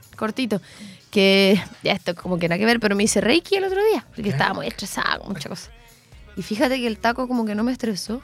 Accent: Chile; de dónde eres y decía como Chile

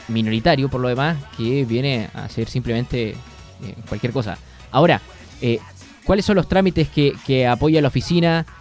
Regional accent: Chile

